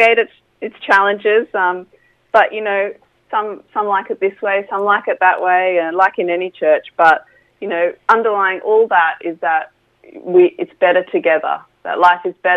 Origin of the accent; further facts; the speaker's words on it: Australia; now in Bournemouth, United Kingdom; coming from Australia where everything's, you know, young and fresh